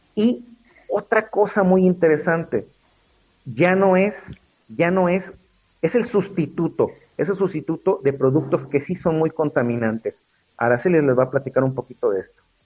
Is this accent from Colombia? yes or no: no; Mexico; somos mexicanos